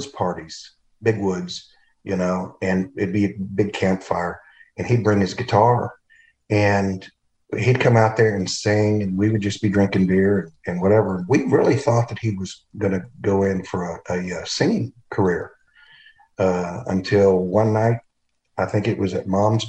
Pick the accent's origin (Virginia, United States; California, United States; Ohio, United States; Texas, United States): Texas, United States; Longview; moved away as an adult; also born or lived in New York; I grew up in Longview, Texas